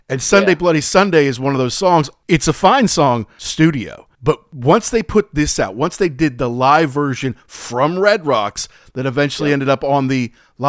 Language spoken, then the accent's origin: English; Midwest, United States; I'm from the Midwest.